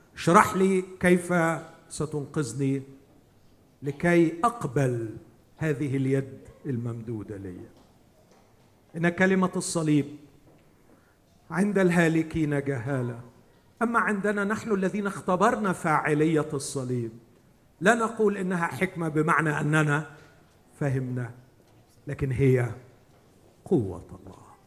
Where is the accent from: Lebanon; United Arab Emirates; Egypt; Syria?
Egypt; عندنا في مصر